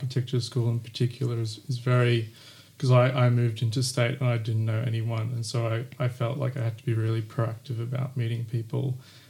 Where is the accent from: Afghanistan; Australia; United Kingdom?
Australia; Queensland; because when I came down from Queensland, I found RMIT like very intimidating, this application process.